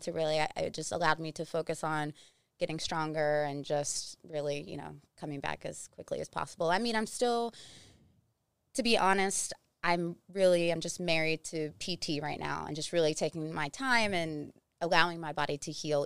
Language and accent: English; West Virginia, United States; moved away; also born or lived in South Carolina; I'm from West Virginia